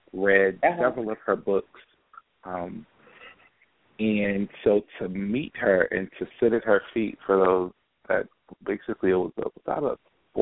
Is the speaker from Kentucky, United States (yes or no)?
yes; Louisville, Kentucky, United States; moved away as an adult; now in Cincinnati, United States; I'm born and raised in Louisville, Kentucky